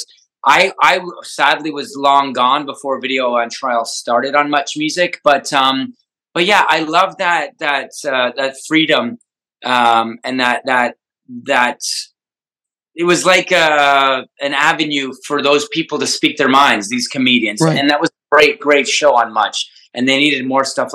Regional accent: Hamilton, Ontario, Canada; I'm from Hamilton.

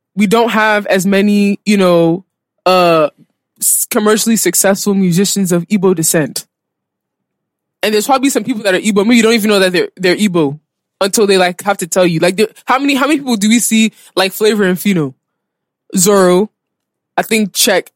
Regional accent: United States; also born or lived in DMV (Washington, D.C. area); now in Nigeria; born and raised in America

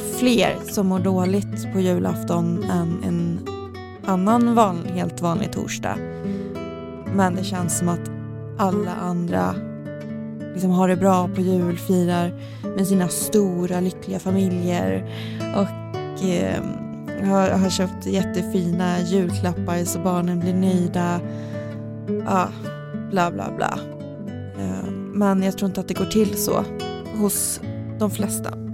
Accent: Värmland, Sweden; moved away; Jag är i Värmland, där jag kommer ifrån

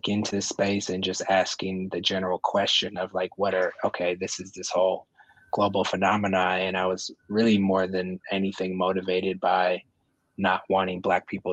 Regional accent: Oakland, California, United States; also born or lived in Marin County, California; I grew up in Oakland and I went to high school in Marin County

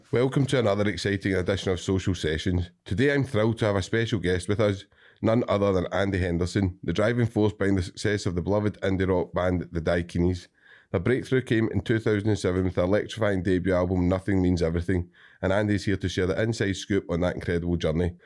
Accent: Cumbernauld, Scotland, United Kingdom

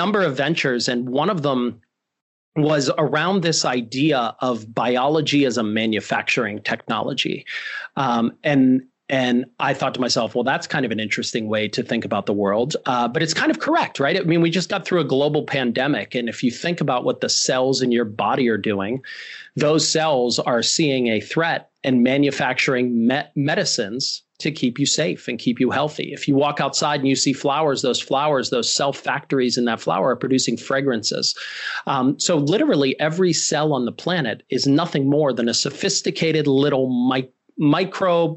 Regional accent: Pittsburgh, Pennsylvania, United States; I'm from Pittsburgh, born and raised

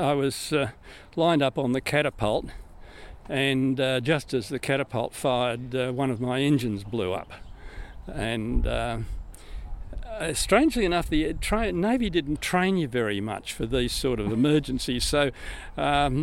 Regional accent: Griffith, New South Wales, Australia; moved away; also born or lived in Victoria; I was born and raised in Griffith, in central New South Wales

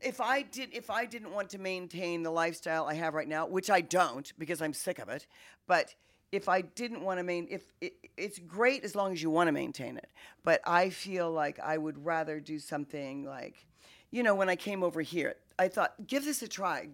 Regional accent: Wichita, Kansas, United States; I come from Wichita, Kansas

